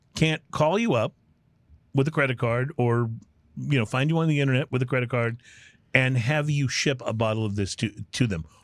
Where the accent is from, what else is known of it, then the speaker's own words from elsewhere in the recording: Texas, United States; moved away as an adult; I grew up in Texas and then when I became an adult, I moved all over the country